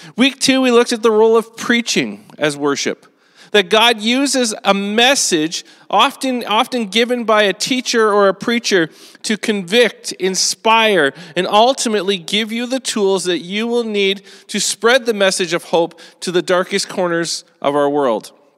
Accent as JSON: {"language": "English", "country": "Canada", "said": "as Canadians"}